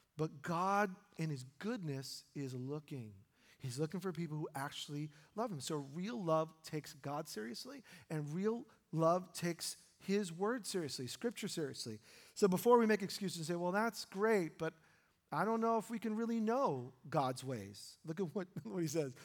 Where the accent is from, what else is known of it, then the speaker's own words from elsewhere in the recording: New York, United States; now in Oregon, United States; my wife and I were born in New York